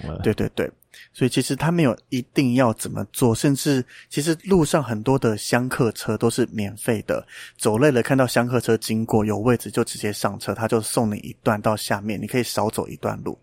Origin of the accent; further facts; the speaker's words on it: Mailiao, Yunlin County, Taiwan; moved away; 我老家在云林卖鸟啦，所以我敢讲这个地方是很乡下的地方